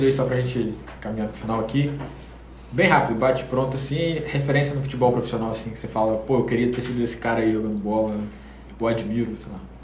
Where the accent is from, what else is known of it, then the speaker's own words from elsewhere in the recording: Conceição de Macabu, Rio de Janeiro, Brazil; eu sou de Macabu